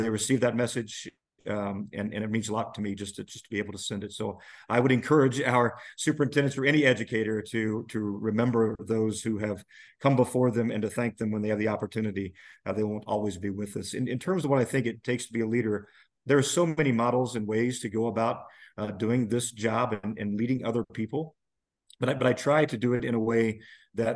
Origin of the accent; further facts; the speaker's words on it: Nashville, Indiana, United States; As a youngster growing up in Nabo, and I was surrounded by family